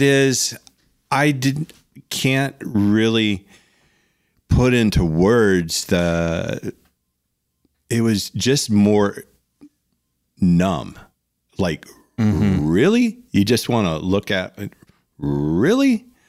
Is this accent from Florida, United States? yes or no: yes; South Florida, United States; when we were growing up in South Florida